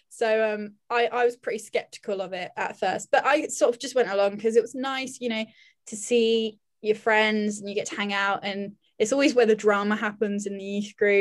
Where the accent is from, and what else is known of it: United Kingdom